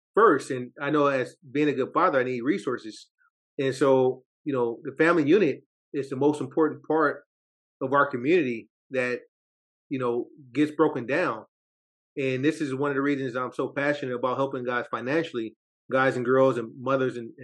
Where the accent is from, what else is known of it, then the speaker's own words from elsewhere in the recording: Oakland, California, United States; I'm Oakland, California, born and raised.